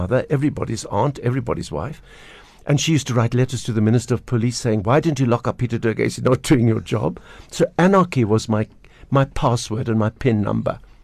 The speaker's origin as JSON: {"language": "English", "town": "Pinelands", "region": "Western Cape", "country": "South Africa", "tie": "born or raised there", "said": "We grew up in Pinelands with the, with the little squirrels and the pine trees"}